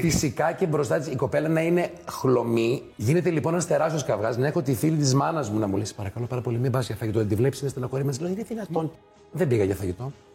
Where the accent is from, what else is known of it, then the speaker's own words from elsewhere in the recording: Thessaloniki, Central Macedonia, Greece; Είμαστε από Θεσσαλονίκη